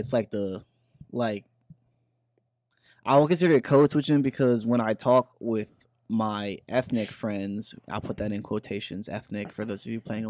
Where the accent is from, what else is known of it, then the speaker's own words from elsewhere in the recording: Guyana; Guyanese. Sorry, my accent. I can't really do it.